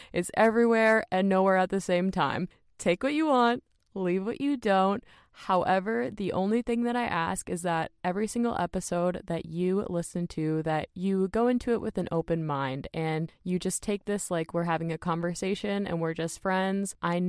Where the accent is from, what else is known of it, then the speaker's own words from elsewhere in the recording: Minnesota, United States; I was just blown away by that because I'm from Minnesota, for those of you guys who don't know that.